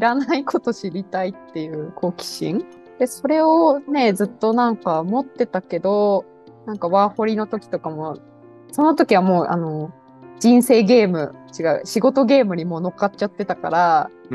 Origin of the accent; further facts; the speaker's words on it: Narita, Chiba, Japan; moved away; 私千葉県の成田の出身